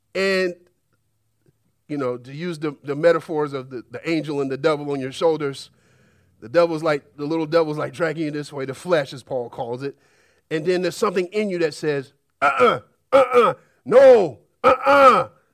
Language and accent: English; United States; we're an American society